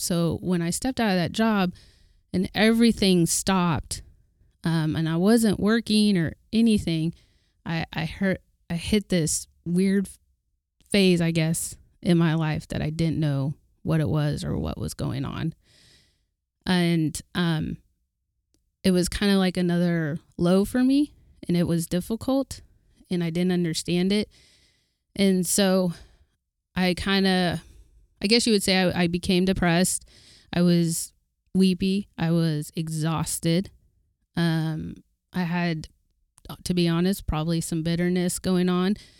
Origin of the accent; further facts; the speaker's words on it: Oklahoma, United States; I'm from Oklahoma